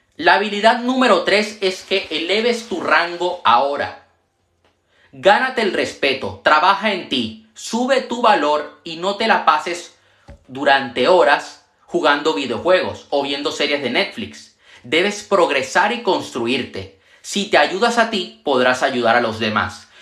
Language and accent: Spanish; Venezuela; also born or lived in Panama; now in Spain; Yo nací en Venezuela, viví en Panamá y actualmente vivo en España